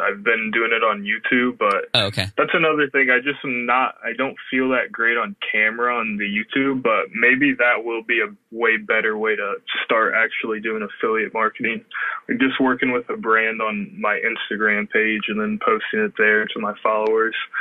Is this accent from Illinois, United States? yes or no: yes; Illinois, United States; I'm from Illinois.